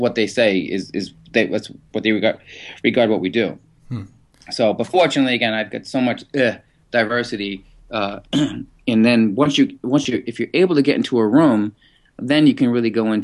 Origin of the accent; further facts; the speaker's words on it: Boston, Massachusetts, United States; Growing up in Massachusetts, that's in Boston